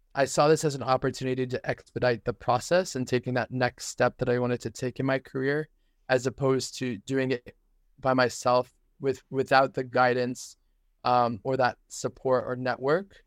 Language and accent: English; New Hampshire, United States; moved away; I was raised in New Hampshire